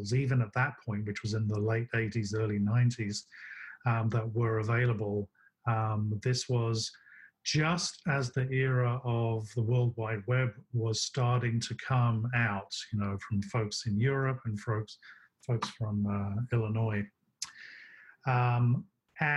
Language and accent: English; London, United Kingdom; moved away as an adult; also born or lived in Birmingham; now in United States; I grew up in Southeast London